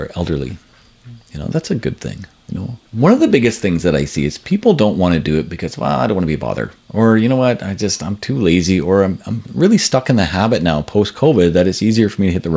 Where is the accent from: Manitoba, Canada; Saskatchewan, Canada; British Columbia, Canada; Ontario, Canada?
British Columbia, Canada; Powell River; moved away as an adult; also born or lived in Alberta; I grew up in Powell River